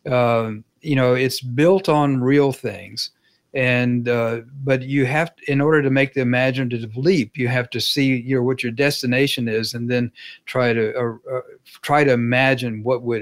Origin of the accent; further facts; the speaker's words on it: Dallas, Texas, United States; Uh, one was about growing up in Dallas during the Kennedy assassination, and that was very personal.